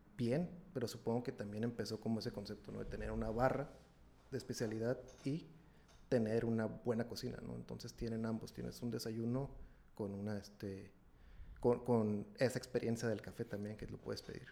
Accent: Ensenada, Baja California, Mexico; moved away as an adult; now in Monterrey, Mexico; yo soy originario de Ensenada, Baja California, de por allá de, aquel rumbo del noroeste, ¿no? Entonces, eh, migré para acá en 2000, 2009, tengo aquí ya, ya voy para 12 años aquí en, Monterrey

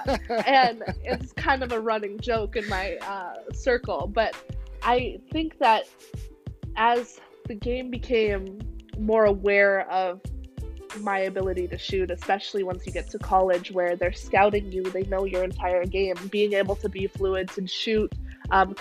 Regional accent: Vancouver, British Columbia, Canada; moved away; I am from Vancouver, Canada, and on our TVs we would get Pac-12

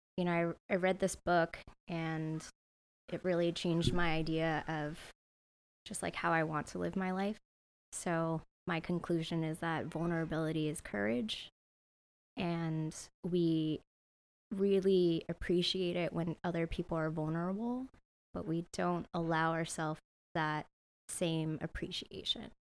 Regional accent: San Jose, California, United States; also born or lived in Santa Barbara, United States; now in Sacramento, United States; I grew up in San Jose

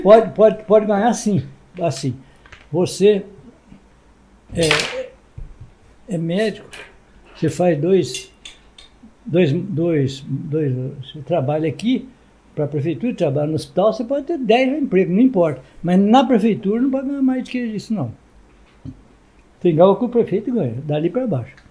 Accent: Ibatiba, Espírito Santo, Brazil; eu fui criado em Ibatiba

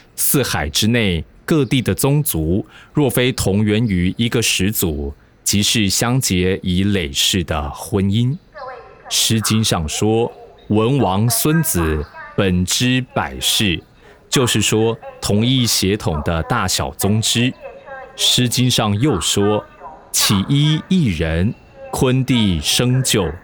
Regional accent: Taiwan; 我是一九八三年出生的，民国八十七年我升上高中

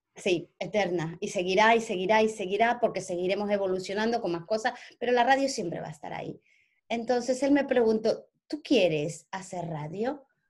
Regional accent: Ecuador; first language Spanish; also born or lived in Spain; now in England, United Kingdom; vengo de Ecuador, que hablamos el mismo idioma, a España

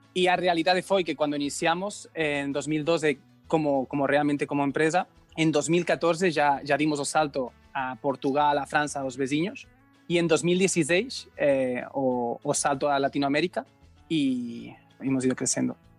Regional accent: Spain; Portuguese is a second language; moved away; eu sou espanhol e eu aprendi é, português de qualquer jeito

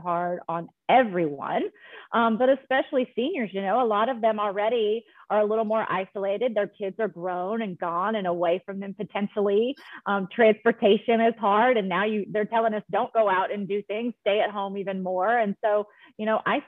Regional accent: Arkansas, United States; moved away as an adult; also born or lived in Texas / Colorado; I am originally from Arkansas, born and raised

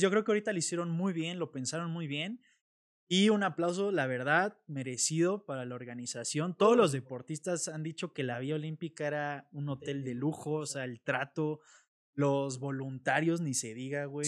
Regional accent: Mexico; como mexicano

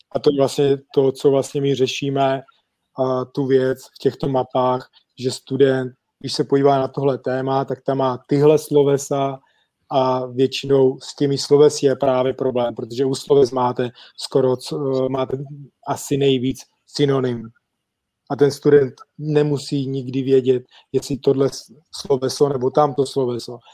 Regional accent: Czechia; moved away as an adult; also born or lived in England; now in Olomouc, Czech Republic

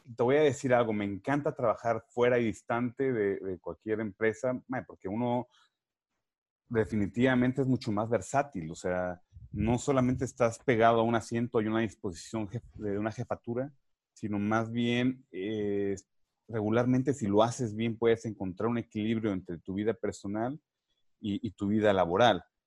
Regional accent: Mexico; moved away as an adult; also born or lived in Costa Rica; yo soy mexicano de nacimiento, sin embargo, yo siempre he dicho que soy mexicanitico, porque a la edad de 22 años llegué a Costa Rica

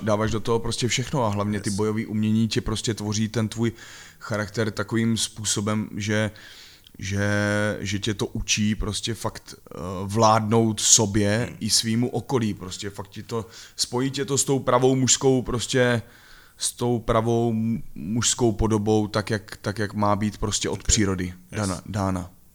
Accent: Ivančice, South Moravian Region, Czechia; Pocházím z Ostěradic a bylo to takový divoký, nespoutaný

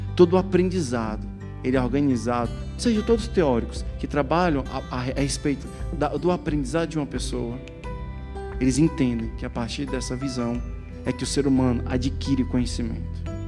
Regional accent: Ceará, Brazil; moved away; Eu sou cearense, nasci no Ceará, tive uma, tive, tive quase todo o meu ministério no Ceará

